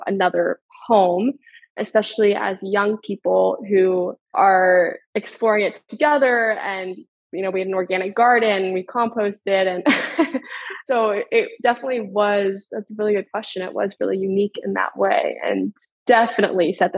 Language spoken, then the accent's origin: English; Northern Virginia, United States; I grew up in the Northern Virginia area, the DMV for anyone familiar. I grew up there about 30 minutes outside of DC